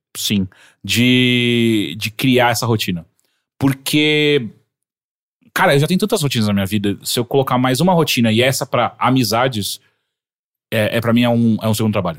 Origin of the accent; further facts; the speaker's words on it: Atibaia, São Paulo, Brazil; moved away as an adult; now in São Paulo, Brazil; eu voltava todo final de semana sem falta pra Atibaia